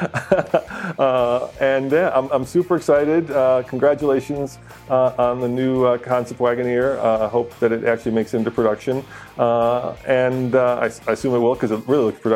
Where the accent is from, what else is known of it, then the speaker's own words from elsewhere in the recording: Prague, Czechia; now in United States; I was born in Prague in the Czech Republic, and when my parents came here